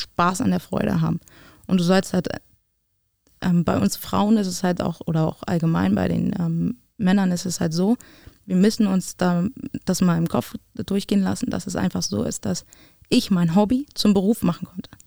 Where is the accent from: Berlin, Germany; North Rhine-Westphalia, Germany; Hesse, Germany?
Berlin, Germany; moved away as an adult; also born or lived in Potsdam; Berlin ist Berlin und wird meine, mein, mein, mein Heim, meine Heimat bleiben